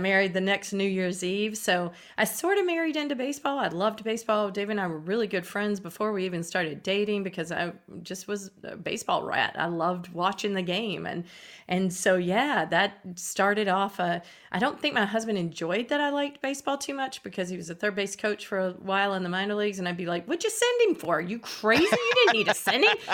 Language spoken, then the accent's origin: English; Eastern North Carolina, United States; I grew up in Eastern North Carolina